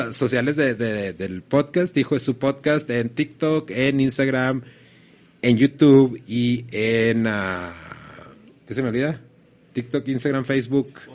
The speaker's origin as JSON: {"language": "Spanish", "country": "Mexico", "said": "como mexicanos"}